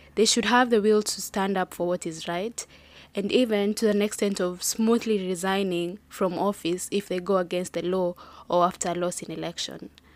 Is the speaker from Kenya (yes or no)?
yes; Kenya; I'm proudly Kenyan